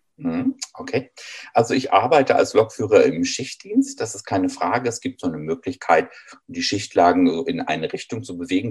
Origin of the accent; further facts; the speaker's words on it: Düsseldorf, North Rhine-Westphalia, Germany; Ich selber bin in einer Straßenbahnstadt in Düsseldorf groß geworden